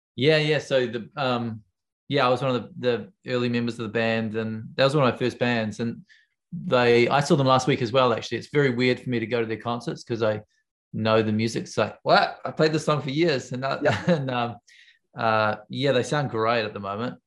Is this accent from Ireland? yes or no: no; Wellington, New Zealand; I come from Wellington, where everyone knows everyone.